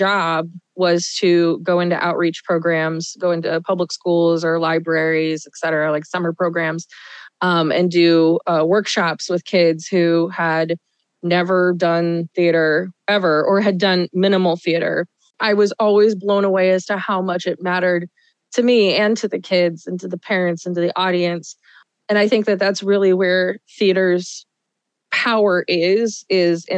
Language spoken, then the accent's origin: English; Omaha, Nebraska, United States; I grew up in Omaha, Nebraska